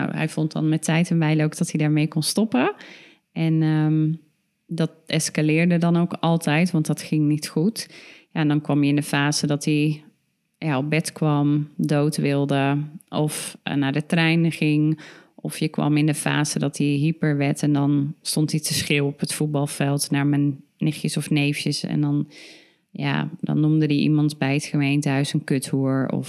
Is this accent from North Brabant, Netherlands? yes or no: yes; Tilburg, North Brabant, Netherlands; we kwamen gewoon uit Tilburg.